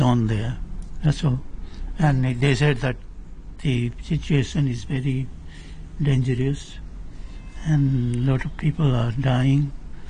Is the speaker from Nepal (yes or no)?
yes; Pokhara, Gandaki Province, Nepal; moved away; Well, actually, I'm from Pokhara, western Nepal. Actually, it's in the middle of the country.